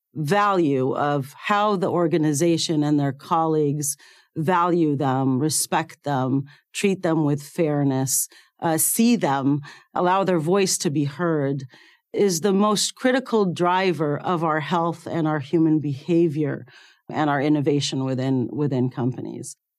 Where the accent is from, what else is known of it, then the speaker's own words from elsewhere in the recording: Cairo, Cairo Governorate, Egypt; moved away; I was born in Cairo, Egypt. and I went to medical school there